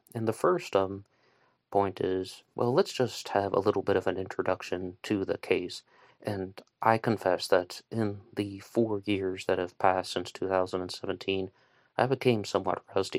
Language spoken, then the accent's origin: English; West Virginia, United States; I'm from West Virginia.